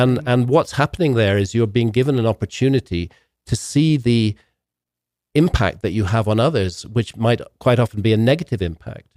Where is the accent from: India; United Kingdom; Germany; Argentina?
United Kingdom; I come from Britain